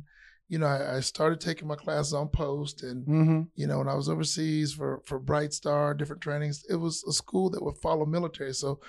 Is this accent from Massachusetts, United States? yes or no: no; Sugar Hill, Georgia, United States; now in Tucson, United States; But Tucson is home. I mean, I'm a Sugar Hill native. I'm born and raised.